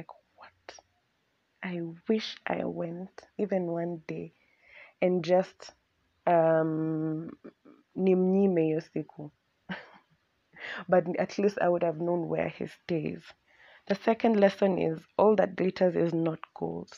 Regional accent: Nairobi, Kenya; Both me and Abby have been born and raised in Nairobi

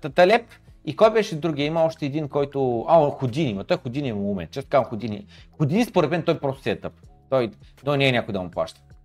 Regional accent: Bulgaria; докато се намирам в България и съм българин

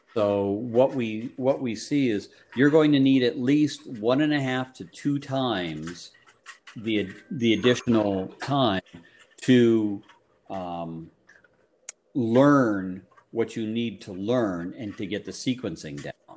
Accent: Guelph, Ontario, Canada; moved away as an adult; also born or lived in Cincinnati, Ohio / Detroit, Michigan; now in Vermont, United States; I'm originally from Canada in a place up near Toronto called Guelph, Ontario.

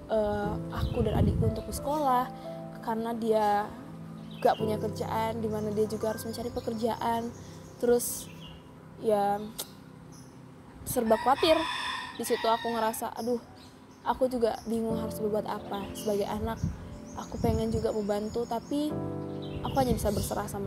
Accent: North Sumatra, Indonesia; kalau saya orang Batak tuh secara adat tempat tinggal dan lain sebagainya

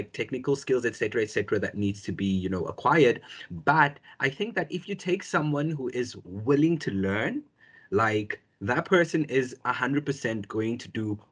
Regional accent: South Africa; born or raised there

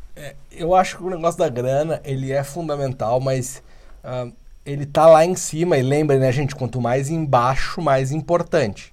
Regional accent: Porto Alegre, Rio Grande do Sul, Brazil; now in São Paulo, Brazil; eu não sou daqui, eu sou do Sul e, e moro aqui há alguns anos já

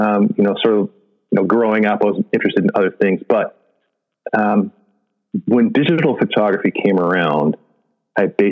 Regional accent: San Diego, California, United States; I grew up in San Diego

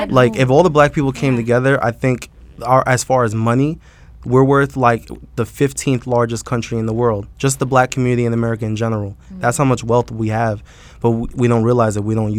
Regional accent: Long Island, New York, United States; I'm from Long Island, so I'm kind of suburban

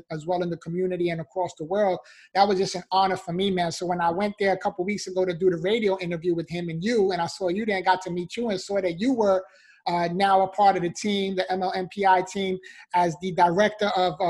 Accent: New York City, New York, United States; being born and raised in the Bronx, New York

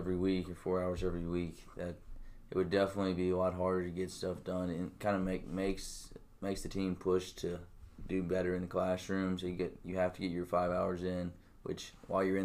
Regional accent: Germantown, Tennessee, United States; I'm from Germantown. It's right outside Memphis. Went to Houston

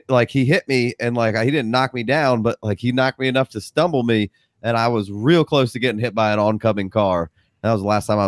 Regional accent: Pennsylvania, United States; Well, I grew up outside of Philadelphia, and I should be. A lot of my friends are Eagles fans.

